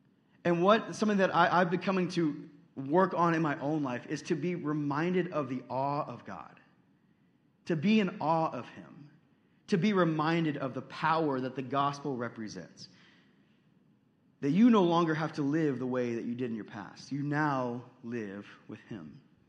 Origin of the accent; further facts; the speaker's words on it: Texas, United States; I know I've only lived here for 6 months, so I don't know if you guys would accept me as a Midwesterner yet, but Midwesterners are strong people. When you guys live through a winter that's negative 30, I'm going home, okay? I'm flying back to Texas